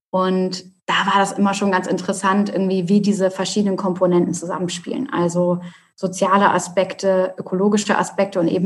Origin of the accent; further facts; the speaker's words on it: Hamburg, Germany; ich bin eine Hamburger Dern, äh, habe es quasi mhm. nie aus der Stadt rausgeschafft.